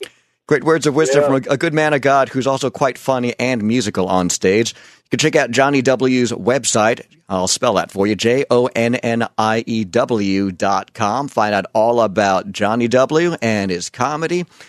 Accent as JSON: {"language": "English", "area": "Long Island", "region": "New York", "country": "United States", "tie": "born or raised there", "moved": "yes", "said": "I grew up on Long Island in New York"}